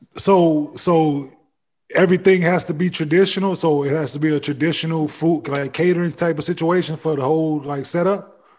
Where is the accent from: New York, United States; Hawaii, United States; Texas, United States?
Texas, United States; Dallas; moved away as an adult; also born or lived in Cincinnati; I'm from Dallas